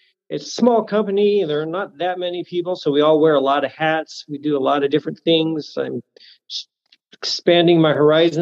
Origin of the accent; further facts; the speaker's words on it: Silverton, Oregon, United States; moved away as an adult; now in Vancouver, United States; I grew up by the Salem area in a little town called Silverton. And I am currently living in Vancouver, Washington